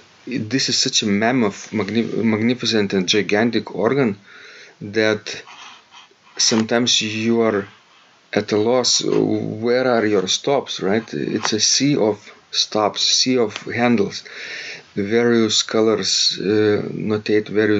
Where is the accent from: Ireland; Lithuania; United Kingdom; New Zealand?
Lithuania; Klaipėda, Klaipėda County; from the city I grew up in Klaipėda